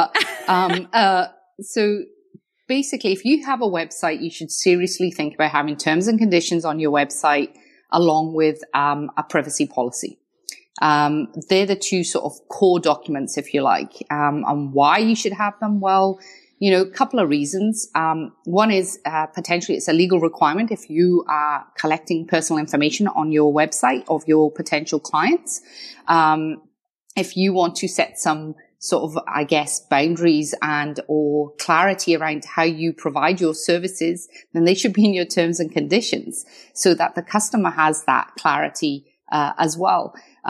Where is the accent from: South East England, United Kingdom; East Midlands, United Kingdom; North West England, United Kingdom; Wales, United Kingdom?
Wales, United Kingdom; accent: Scottish; but I'm from Wales originally by a bit of Scottish accent because I studied my law degree in Scotland.